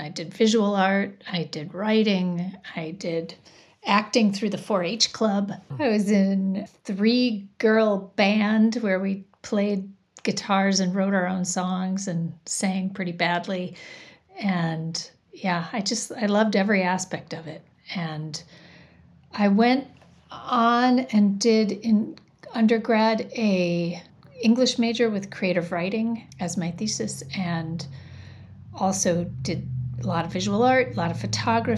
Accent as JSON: {"language": "English", "town": "Janesville", "region": "Wisconsin", "country": "United States", "tie": "born or raised there", "lives_now": "Shorewood, United States", "said": "I grew up in a town called Janesville, Wisconsin, which is about 90 minutes from here."}